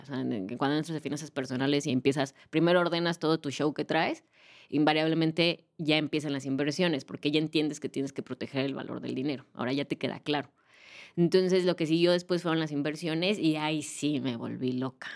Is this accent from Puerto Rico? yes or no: no; Mexico; Aquí en México